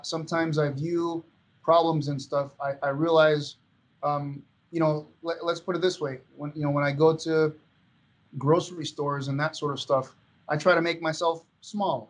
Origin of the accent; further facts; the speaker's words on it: Venezuela; moved away; growing up in Venezuela